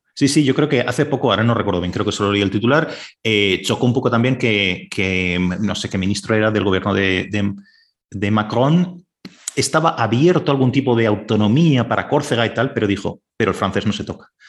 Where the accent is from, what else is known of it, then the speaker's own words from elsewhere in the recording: Valencia, Valencian Community, Spain; moved away as an adult; also born or lived in Madrid / Canada; yo soy de Valencia